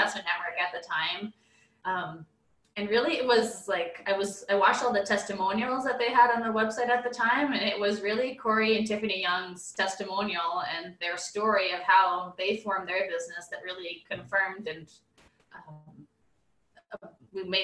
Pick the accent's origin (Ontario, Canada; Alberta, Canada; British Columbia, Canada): Alberta, Canada; Edmonton; living and growing up in Edmonton our whole lives